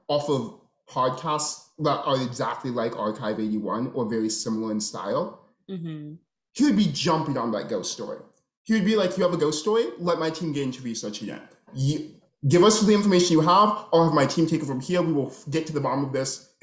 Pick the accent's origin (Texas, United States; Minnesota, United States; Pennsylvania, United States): Minnesota, United States; I grew up in Minnesota.